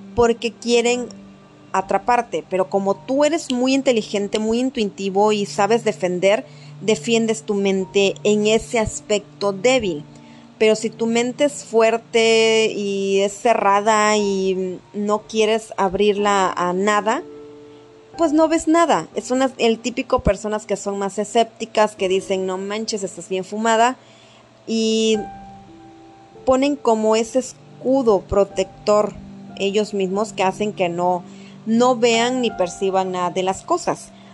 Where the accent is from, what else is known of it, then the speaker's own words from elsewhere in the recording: Mexico; somos unos buenos mexicanos